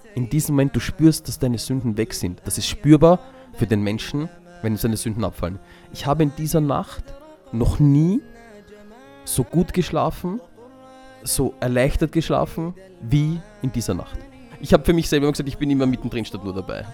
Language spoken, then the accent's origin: German; Vienna, Austria; ich bin halt in Wien geboren und aufgewachsen